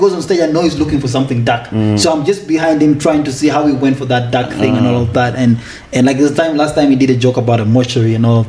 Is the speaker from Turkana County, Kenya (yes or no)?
yes; Kakuma, Turkana County, Kenya; also born or lived in Uganda; now in South Sudan; I was actually born in Kenya, bro. I was born here. I was born in Kakuma. Refugee camp.